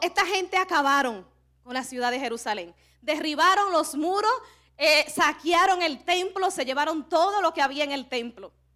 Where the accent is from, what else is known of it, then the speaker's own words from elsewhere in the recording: Cibao, Dominican Republic; accent: Cibaeño; somos dominicanas y que somos del Cibao